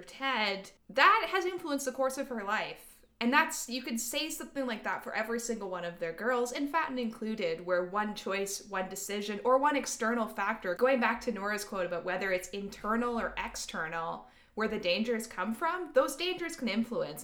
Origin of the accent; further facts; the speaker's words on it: Canada; we're Canadian